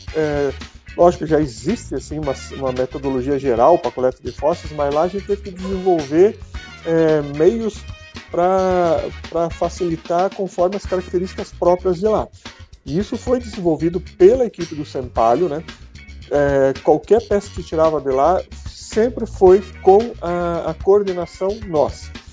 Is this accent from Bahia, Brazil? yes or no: no; Mafra, Santa Catarina, Brazil; also born or lived in Rio Negro, Paraná / Curitiba; Eu sou é, natural de Rio Negro, a cidade vizinha aqui de Mafra, mas a minha infância toda morei aqui em Mafra